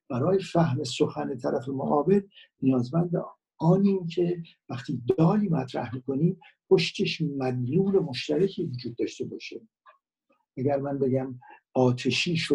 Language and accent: Persian; Iran; من به عنوان کسی که در اینجا به دنیا آمدم شهروند ایران هستم